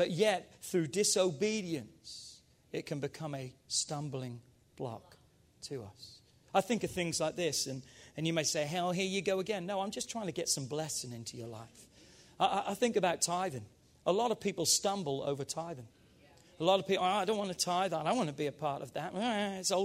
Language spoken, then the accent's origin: English; England, United Kingdom; now in United States